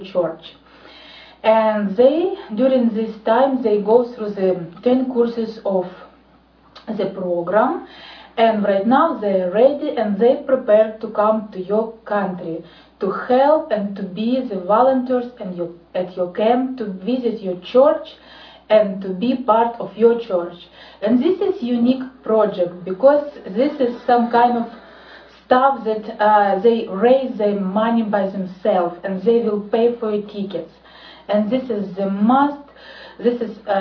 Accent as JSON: {"language": "English", "country": "Ukraine", "said": "I'm from Ukraine."}